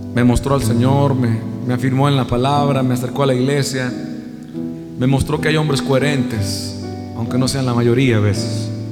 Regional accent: Costa Rica; la semana pasada estuve con Juan, en mi país, en Costa Rica. Fui al colegio a dar un concierto, a mi colegio de toda la vida

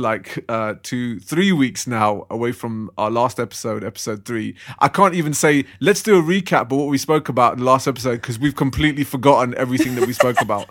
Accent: London, United Kingdom; I'm a Londoner. I've grown up in London. I'm born and raised here

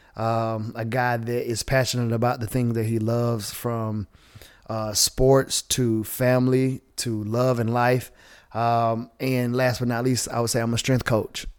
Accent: the South, United States; accent: Southern; Born and raised in the South

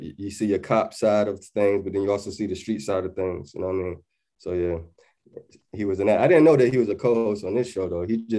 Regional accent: Portsmouth, Virginia, United States; also born or lived in Atlanta, Georgia / California; now in London, United Kingdom; But yeah, I was raised in Portsmouth, Virginia. Then I went to Atlanta for a little while, and then I went back to Virginia. Then I came to California, and then I came to London.

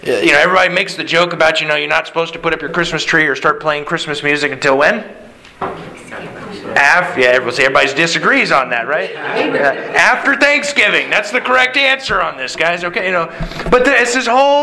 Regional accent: Anchorage, Alaska, United States; also born or lived in South Louisiana; Growing up, here in Alaska, when I was growing up in Anchorage

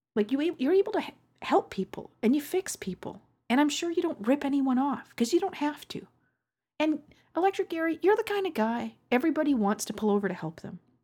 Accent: Canada; accent: Canadian; my Canadian accent

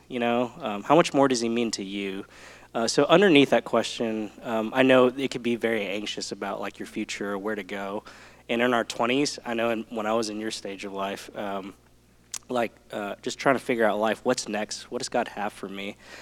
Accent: Southeast Texas, United States; I'm from Texas, uh, born in Southeast Texas

